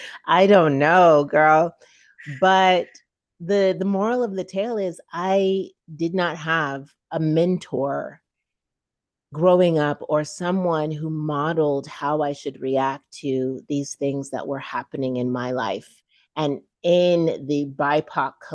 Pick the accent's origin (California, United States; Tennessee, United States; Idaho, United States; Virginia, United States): California, United States; Chico; also born or lived in Saint-Michel, Haiti / Port-au-Prince, Haiti / New York; we left with a single white woman to grow up in Northern California, Chico